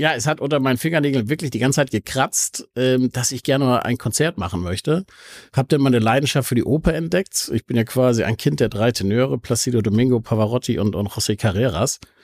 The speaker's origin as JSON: {"language": "German", "region": "Hamburg", "country": "Germany", "tie": "born or raised there", "said": "Also ich bin tatsächlich ein echter Hamburger. Ich bin aufgewachsen im Osten, im Bramfeld"}